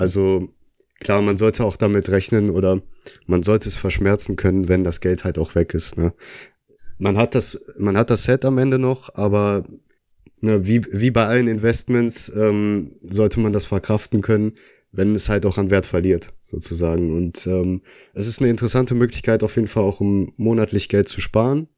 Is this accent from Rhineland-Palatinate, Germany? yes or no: no; Oberhausen, North Rhine-Westphalia, Germany; komme auch aus Oberhausen